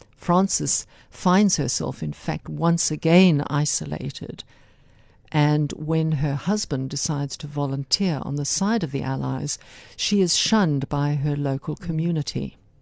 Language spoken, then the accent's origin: English; South Africa; also born or lived in United Kingdom; I was born in South Africa. I'm the granddaughter of Irish grandparents who migrated to this country over a century ago. Mm-hmm. So I have Irish stock, but South Africa is my home.